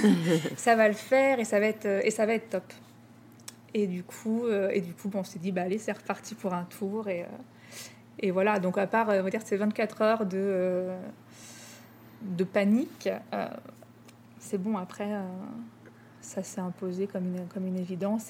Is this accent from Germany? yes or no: no; Rouen, Normandy, France; moved away as an adult; also born or lived in Paris; now in Lyon, France; j'ai grandi à Rouen, en Normandie